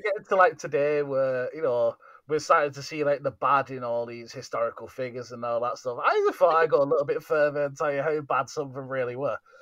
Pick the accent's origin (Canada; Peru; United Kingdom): United Kingdom; being the British, we are